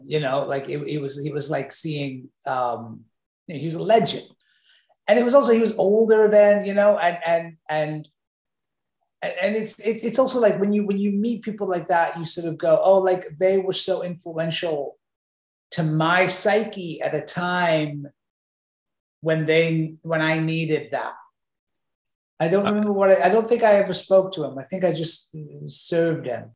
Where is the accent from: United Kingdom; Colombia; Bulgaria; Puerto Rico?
United Kingdom; England; now in United States; I grew up in England